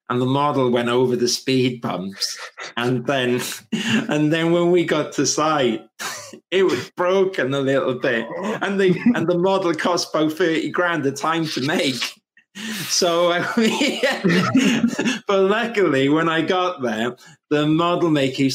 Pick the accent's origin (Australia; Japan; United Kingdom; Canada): United Kingdom; Welsh, Wales; I'm Welsh